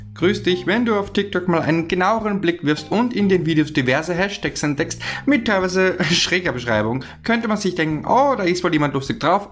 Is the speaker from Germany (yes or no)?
no; Austria; ich bin ja aus dem Ösiland, also aus Österreich